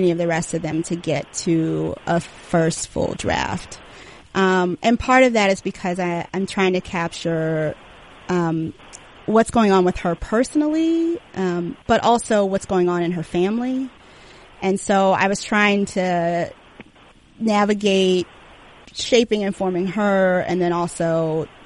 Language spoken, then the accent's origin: English; Washington, District of Columbia, United States; I really loved growing up in D.C., and I love, you know, D.C. as a city